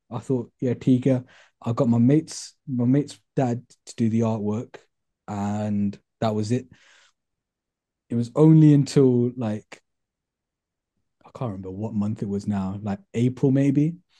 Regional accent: Birmingham, West Midlands, United Kingdom; I'm originally from Handsworth. I went to school in Handsworth on Grove Lane

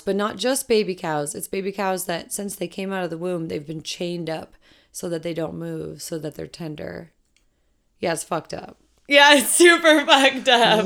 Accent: Colorado, United States; I'm from Colorado, or was raised in Colorado

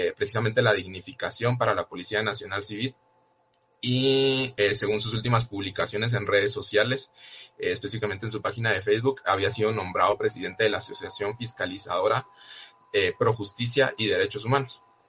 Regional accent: Guatemala; como guatemaltecos y guatemaltecas

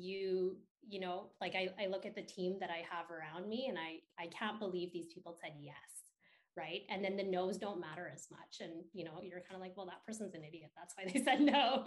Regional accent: Edmonton, Alberta, Canada; moved away; I grew up in Edmonton in like this small community

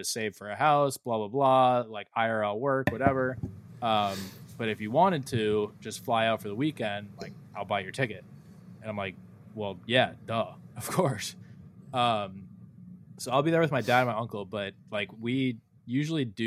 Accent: United States; accent: American; my American accent

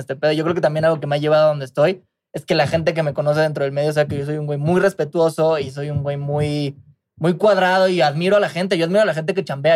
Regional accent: Mexico; escuchas el trap que nosotros estamos haciendo y escuchas el trap boricua, se escucha completamente la esencia mexicana

